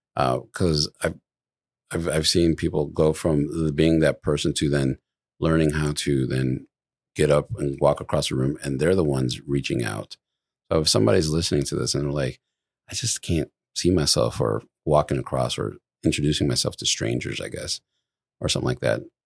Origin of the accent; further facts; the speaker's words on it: Midwest, United States; moved away; I come from the Midwest